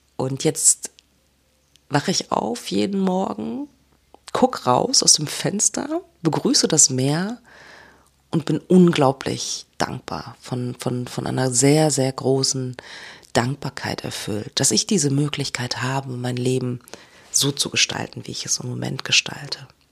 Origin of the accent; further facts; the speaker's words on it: Germany; first language German; moved away; dieser unglaublich hohe Lebensstandard, den wir in Deutschland haben